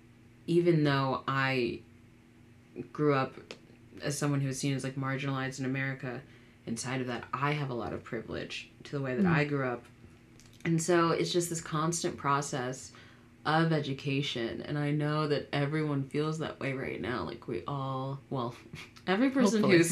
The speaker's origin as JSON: {"language": "English", "area": "Fairfax County", "region": "Northern Virginia", "country": "United States", "tie": "born or raised there", "said": "I grew up in Northern Virginia, which is, like, diverse depending on where you are, but then again, but still not very. Grew up in Fairfax County"}